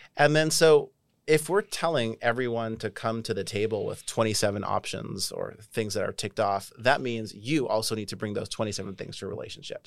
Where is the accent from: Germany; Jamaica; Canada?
Canada; moved away; I'm Canadian